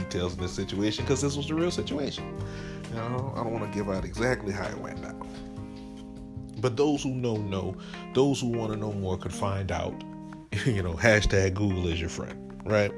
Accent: New Iberia, Louisiana, United States; shout out to Westgate and shout out to New Iberia

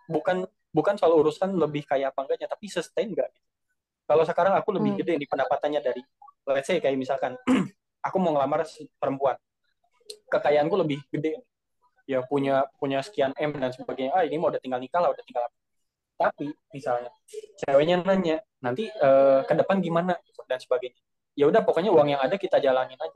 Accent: Bandung, West Java, Indonesia; tapi let's say daerahku lah di Bandung itu kajian-kajian ceramah segala macam tuh wah membludak banyak banget

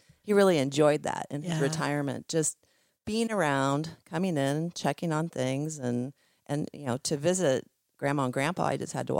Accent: Millersburg, Ohio, United States; after I was born in Millersburg, Ohio.

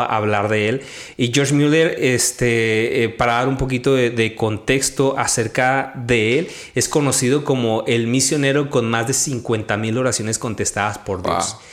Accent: Chihuahua, Mexico; also born or lived in Mexico City / Majalca; viví en la ciudad de Chihuahua y me crié en un rancho

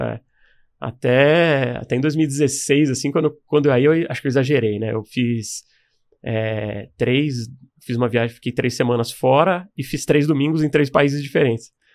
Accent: Caraguatatuba, São Paulo, Brazil; eu morava no litoral norte aqui de São Paulo. Eu passei minha infância lá, mas sou de lá, de Caraguatatuba

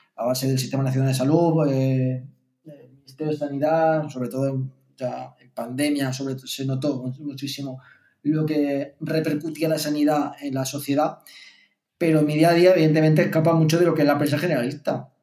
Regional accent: Martos, Andalusia, Spain; moved away; me iba a al ciber de allí del pueblo, en el caso Martos, eh, a escuchar eh, Cadena Ser eh, online porque mm, no sé por qué motivo la FM de la Ser no funcionaba en mi pueblo

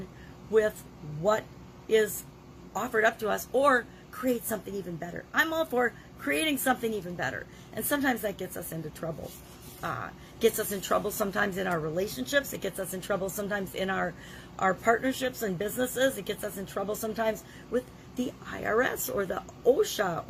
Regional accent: Midwest, United States; moved away; also born or lived in Dallas, Texas; Since I'm from the Midwest, one of the things we say all the time, "well, come on, you guys, let's go."

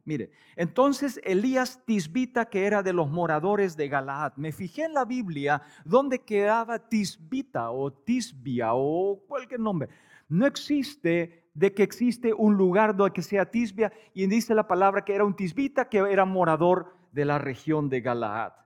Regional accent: Paraguay; moved away as an adult; also born or lived in Canada / United States / Bolivia; nosotros vivimos en Paraguay, eh, nacimos, crecimos en Paraguay

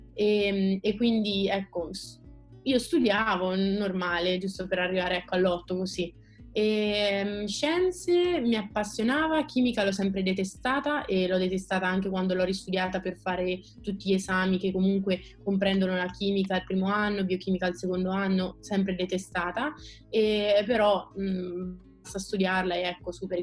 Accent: Perugia, Umbria, Italy; moved away as an adult; now in Rome, Italy; vengo da Perugia e studio medicina

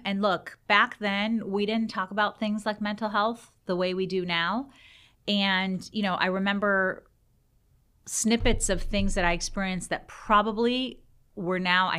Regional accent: North Carolina, United States; born there; also born or lived in Iran; I actually was born in this country. I was born in North Carolina. And my dad was a student at NC State. And he and my mom lived here. And I was born and we went back to my country of origin, which is Iran.

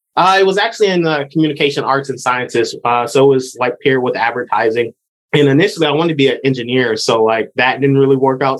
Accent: Lansing, Michigan, United States; moved away as an adult; also born or lived in Washington State; now in Oregon, United States; I'm from Michigan. So born and raised in, in Lansing

